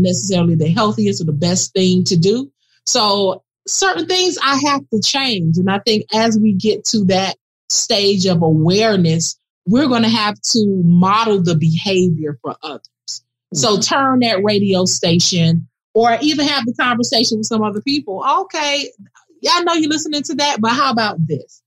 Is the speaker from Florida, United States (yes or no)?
yes; Miami, Florida, United States; both born and raised in Miami